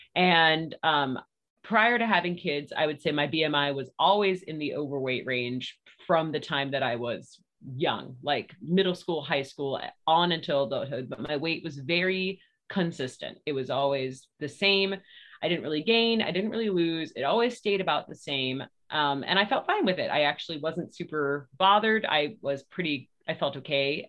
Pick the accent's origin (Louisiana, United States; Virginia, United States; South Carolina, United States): Virginia, United States; moved away as an adult; now in Murfreesboro, United States; I'm from Virginia, but we have been in Tennessee for 10 years